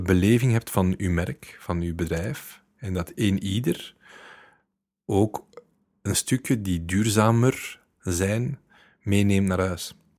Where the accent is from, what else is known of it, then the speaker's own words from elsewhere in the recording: Leuven, Flanders, Belgium; ik ben van Leuven